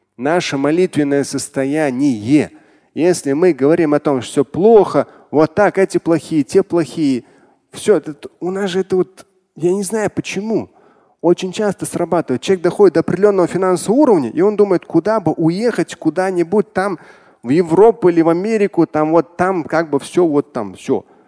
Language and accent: Russian; Russia; как россиянин, как мусульманин